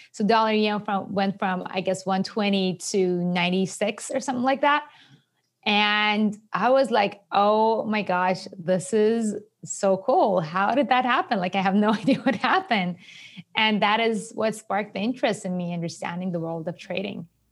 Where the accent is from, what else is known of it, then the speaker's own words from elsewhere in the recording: Iran; English is a second language; moved away as an adult; also born or lived in Japan; now in New York, United States; I was born and raised in Iran